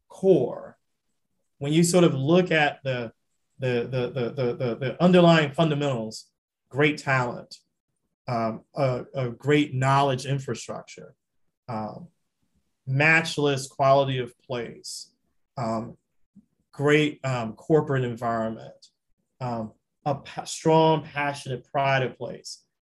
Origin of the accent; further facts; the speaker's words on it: the South, United States; I loved Louisiana. I'm a Southerner.